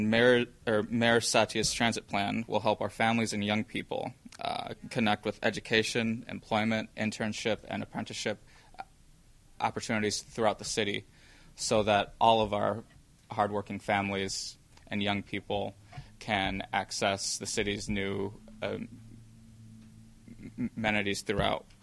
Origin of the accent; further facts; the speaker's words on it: Madison, Wisconsin, United States; growing up in Madison